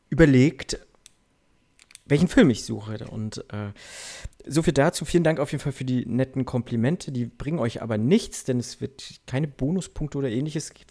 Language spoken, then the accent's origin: German; East Germany, Germany; Also ich komme aus dem Osten, ich muss mich damit zufrieden geben, was es gibt